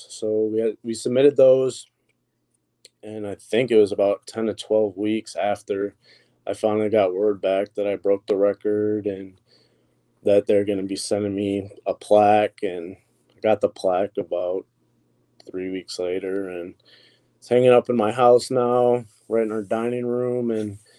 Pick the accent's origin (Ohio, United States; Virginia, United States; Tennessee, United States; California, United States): Ohio, United States; Toledo; I'm from the Toledo, Ohio area